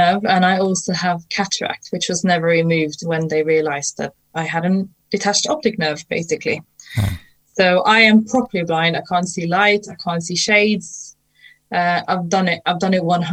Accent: Norway; moved away; I am from Norway originally

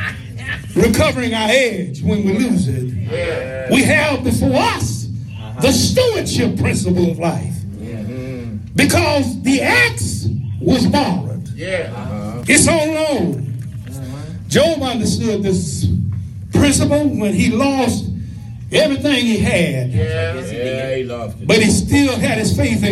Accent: West Tennessee, United States; the little church I grew up in West Tennessee

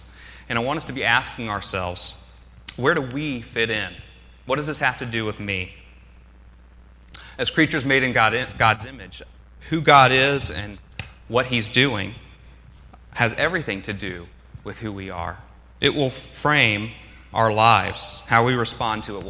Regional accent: Atlanta, Georgia, United States; moved away as an adult; also born or lived in Athens, Georgia; now in Philadelphia, United States; I grew up in the South. I grew up in Atlanta

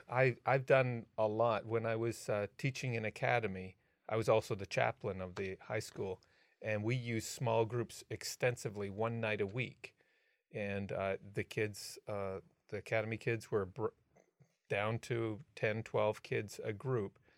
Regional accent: Canada; I'm a Canadian

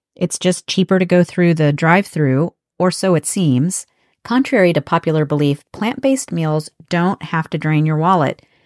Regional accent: United States; I'm from the United States.

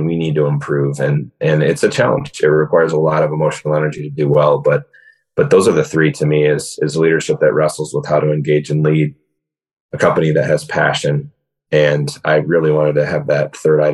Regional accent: West Michigan, United States; Born and raised in West Michigan

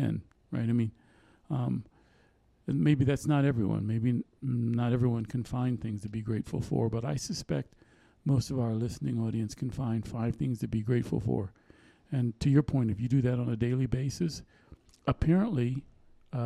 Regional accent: United States; we're from the United States.

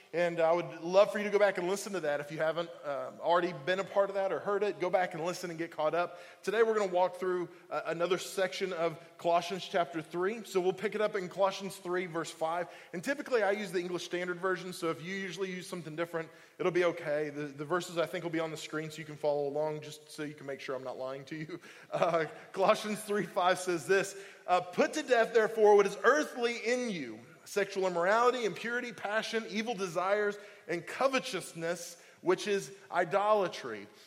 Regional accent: Oklahoma, United States; now in Indiana, Pennsylvania, United States; I'm from Oklahoma

